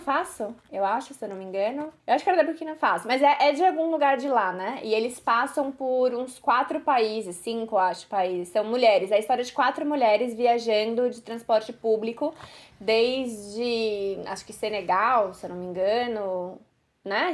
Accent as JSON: {"language": "Portuguese", "country": "Brazil", "said": "Eu sou brasileira"}